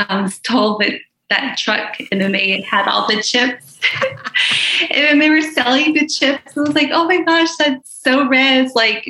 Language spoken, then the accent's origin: English; Arizona, United States; now in Kansas City, United States; I'm from the Navajo reservation from Arizona.